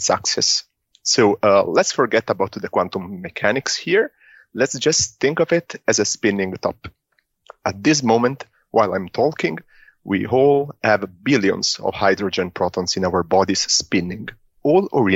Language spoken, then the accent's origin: English; Italy; moved away; I'm from Italy.